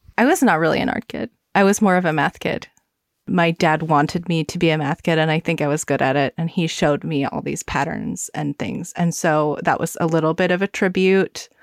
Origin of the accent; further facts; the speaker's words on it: the South, United States; I grew up in the South